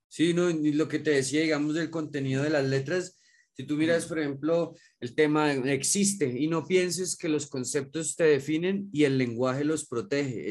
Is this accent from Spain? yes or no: no; Bogotá, Colombia; nosotros somos de acá de Bogotá